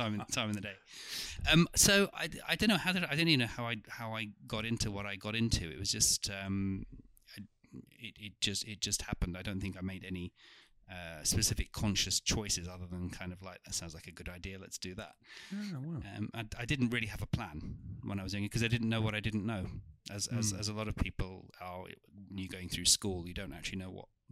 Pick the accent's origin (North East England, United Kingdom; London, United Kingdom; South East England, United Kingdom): London, United Kingdom; also born or lived in Turkey; I was born in Turkey. I came over here when I was about three, and spent the first formative years of my life in North London, in Wood Green and Haringey, where the Turkish community was